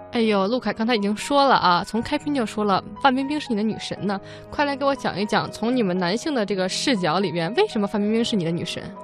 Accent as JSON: {"language": "Chinese", "region": "Beijing", "country": "China", "said": "因为我是北方人啊，我北京人，我对这个南方语系不了解"}